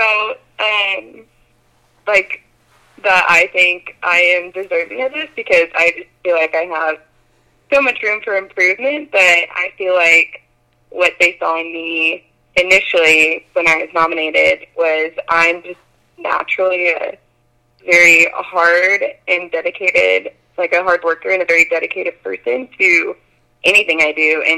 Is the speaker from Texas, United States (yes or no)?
no; Pittsburg, Kansas, United States; moved away as an adult; also born or lived in Stillwater, Oklahoma; I grew up in Pittsburgh, Kansas, so it's like an hour and a half from Gardner